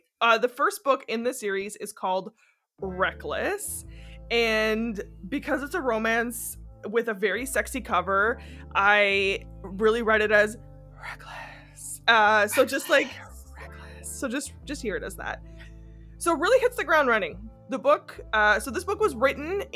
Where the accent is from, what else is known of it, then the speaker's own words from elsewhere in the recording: Canada; as a Canadian